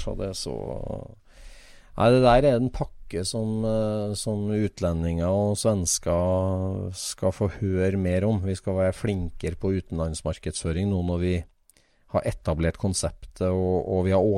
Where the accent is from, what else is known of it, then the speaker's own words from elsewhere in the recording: Vestland, Norway; Jeg er fra Sogn, ja.